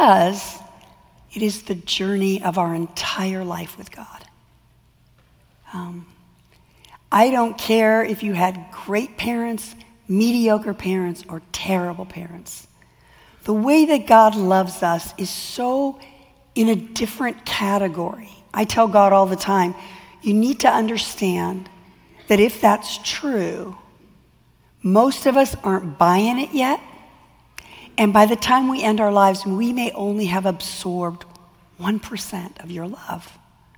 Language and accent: English; California, United States; I'm from California